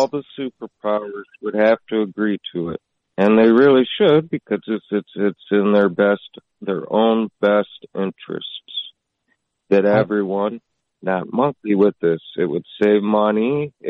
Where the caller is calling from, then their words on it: Midwest, United States; calling from the wild Midwest.